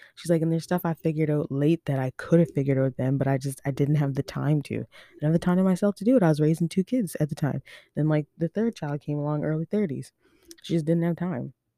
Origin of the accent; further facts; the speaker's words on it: Overtown, Nova Scotia, Canada; also born or lived in Halifax / Dartmouth; I'm from Overtown though, like, on the real, like, I grew up Overtown till I was four